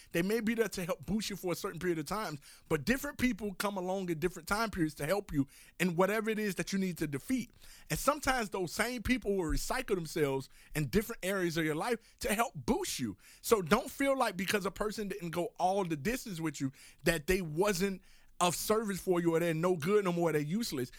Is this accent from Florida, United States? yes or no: yes; Miami, Florida, United States; moved away as an adult; also born or lived in Oklahoma City; growing up in Miami, Florida, I'm going off to college, living in Oklahoma City